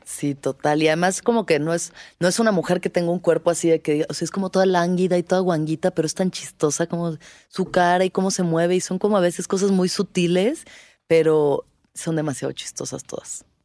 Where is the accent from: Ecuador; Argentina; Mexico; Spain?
Mexico